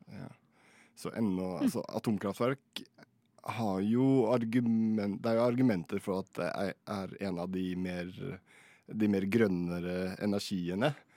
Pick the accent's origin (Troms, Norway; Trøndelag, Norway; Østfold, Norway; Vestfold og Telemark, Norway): Østfold, Norway; Fredrikstad; Jeg er fra Fredrikstad